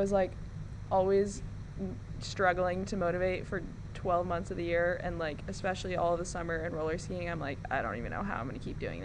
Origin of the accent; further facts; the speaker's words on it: United States; moved away as an adult; also born or lived in Norway; I've only ever lived in the U.S.